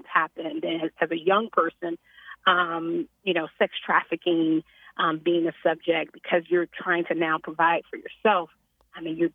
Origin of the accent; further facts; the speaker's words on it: Chicago, Illinois, United States; born and raised in Chicago.